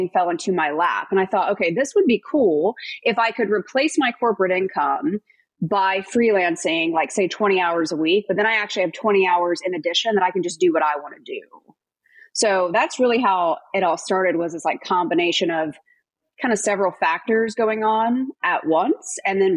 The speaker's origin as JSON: {"language": "English", "region": "North Carolina", "country": "United States", "also_born_or_lived": "Minneapolis, Minnesota", "moved": "as an adult", "said": "I'm from North Carolina, so I was missing out on all the holidays, all the birthdays, all the Friday night barbecues. So I wanted to get back home."}